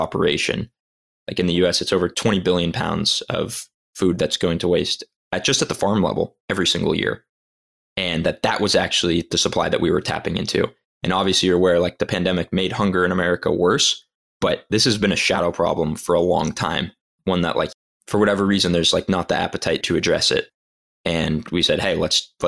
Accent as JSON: {"language": "English", "town": "Los Angeles", "region": "California", "country": "United States", "tie": "born or raised there", "said": "I'm from Los Angeles"}